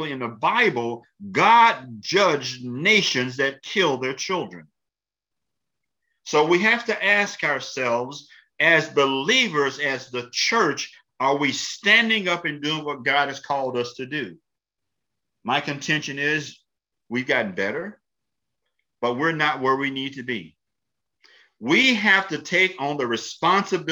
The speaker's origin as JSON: {"language": "English", "town": "Columbia", "region": "Tennessee", "country": "United States", "tie": "born or raised there", "said": "I'm from Columbia, Tennessee. I grew up in Columbia, Tennessee as the son of a pastor"}